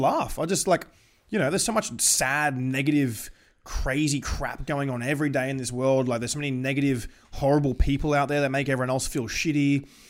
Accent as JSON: {"language": "English", "country": "Australia"}